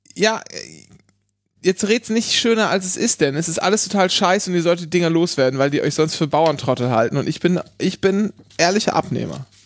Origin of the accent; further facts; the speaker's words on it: Northern Germany, Germany; wenn man als Kind in Norddeutschland aufwächst